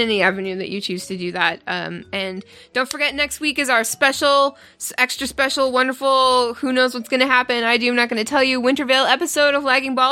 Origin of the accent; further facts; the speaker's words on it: Canada; I'm Canadian